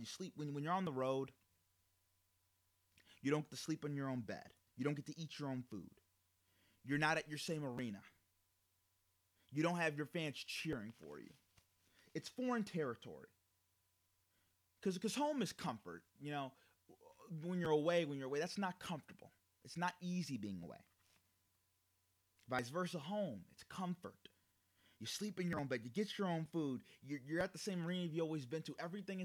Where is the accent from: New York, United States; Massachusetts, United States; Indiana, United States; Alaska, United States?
New York, United States; Amherst; I just say I'm from Buffalo. You know, I'm technically from Amherst.